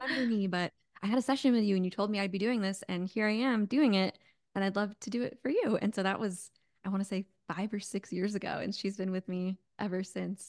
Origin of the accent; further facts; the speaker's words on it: Connecticut, suburbs of New York, United States; moved away as an adult; also born or lived in California; now in Phoenix, United States; I'm actually from New York. I was born in New York City, grew up in a little bit of the suburbs of New York, and then in Connecticut